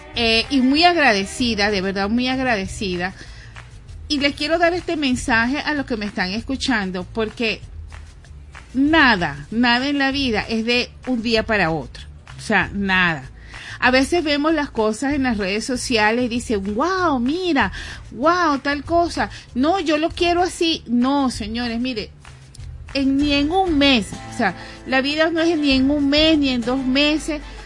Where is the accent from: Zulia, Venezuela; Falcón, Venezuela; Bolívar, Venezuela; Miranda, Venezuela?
Miranda, Venezuela; Guatire; moved away as an adult; now in Caracas, Venezuela; yo eh, vengo de Guatire